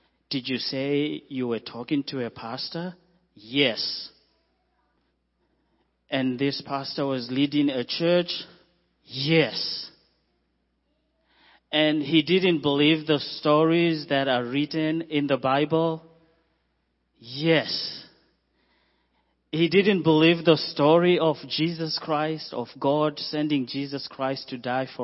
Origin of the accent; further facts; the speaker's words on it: Zimbabwe; moved away as an adult; also born or lived in Zambia / Mozambique / Malawi; We are from Zimbabwe